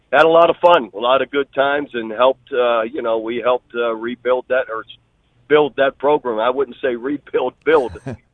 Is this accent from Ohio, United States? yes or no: yes; Youngstown, Ohio, United States; moved away; my hometown, Youngstown, Ohio